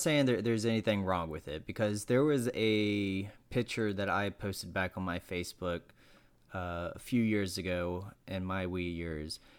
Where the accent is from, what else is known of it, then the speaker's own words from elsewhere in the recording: Elkin, North Carolina, United States; up in a place called Elkin, Wilkes County, North Carolina.